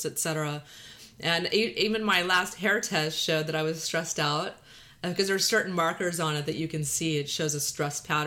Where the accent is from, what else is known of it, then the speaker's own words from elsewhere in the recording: Texas, United States; accent: Texas drawl; valley girl; now in California, United States; we're both from Texas, so I'm grew up in Texas with this drawl